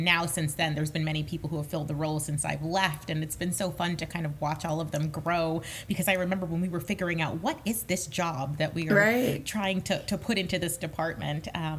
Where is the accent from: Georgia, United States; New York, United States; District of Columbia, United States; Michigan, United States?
New York, United States; Long Island; I grew up on Long Island, I came to see Broadway shows multiple times a year.